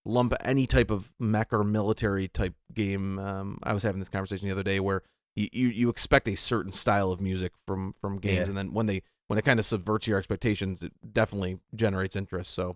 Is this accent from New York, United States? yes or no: yes; Buffalo, New York, United States; I'm from Buffalo.